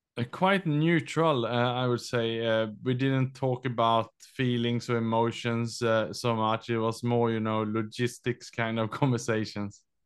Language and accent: English; Sweden; English is a second language; moved away as an adult; also born or lived in Australia / London / Vietnam; now in Southeast Asia; I was born in Sweden. I was educated in Australia, and then I lived and worked in Southeast Asia last twenty years.